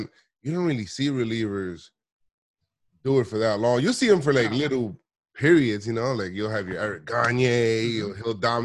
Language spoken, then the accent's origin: English; New York City, New York, United States; I'm from the Bronx